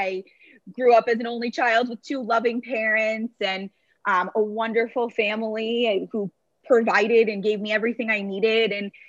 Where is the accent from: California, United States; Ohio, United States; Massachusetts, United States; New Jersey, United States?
Massachusetts, United States; Brookline; So I was born in Boston, Massachusetts, and grew up in a town right outside of the city called Brookline.